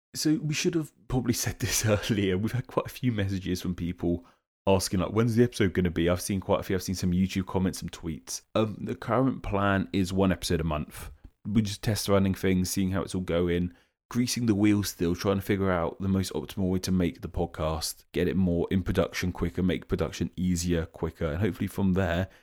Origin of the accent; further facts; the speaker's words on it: United Kingdom; as a Brit myself